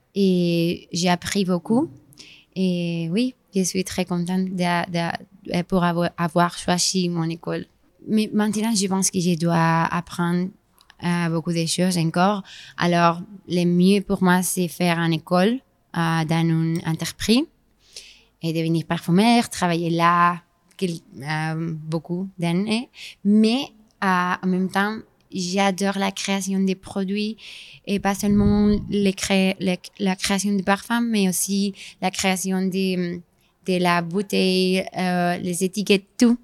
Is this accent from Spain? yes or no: yes; Spain; French is a second language; also born or lived in Grasse, France; je suis espagnole